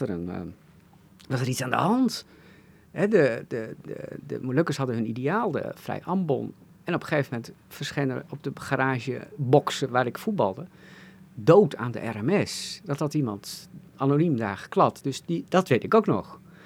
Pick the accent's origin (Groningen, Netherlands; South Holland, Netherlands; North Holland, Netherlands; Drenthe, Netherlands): Drenthe, Netherlands; Assen; in Assen, waar ik opgroeide